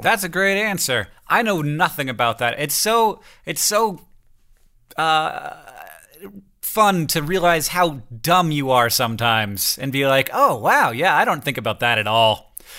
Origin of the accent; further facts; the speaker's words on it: Florida, United States; moved away; I grew up in Florida where it didn't exist, and now I'm in a place where fall does happen